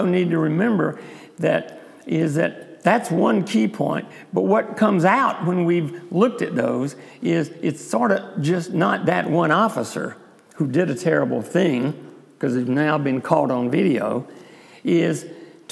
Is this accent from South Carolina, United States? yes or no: yes; South Carolina, United States; accent: South Carolina; my South Carolina accent.